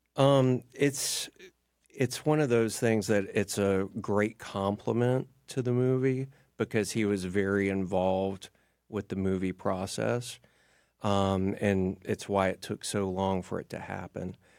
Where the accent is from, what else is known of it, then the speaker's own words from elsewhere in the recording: Stone Mountain, Georgia, United States; I grew up in Stone Mountain